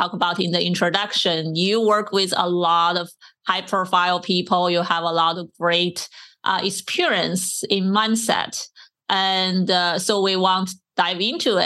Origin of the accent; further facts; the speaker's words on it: China; moved away; I grew up in China